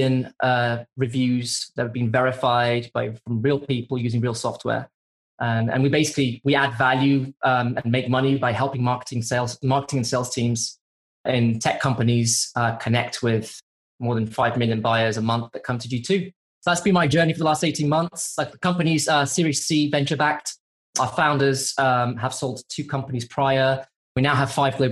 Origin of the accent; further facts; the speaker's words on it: Brazil; moved away; also born or lived in Europe; I'm originally from Brazil, and I built most of my tech career working primarily for US companies in a variety of roles based in Europe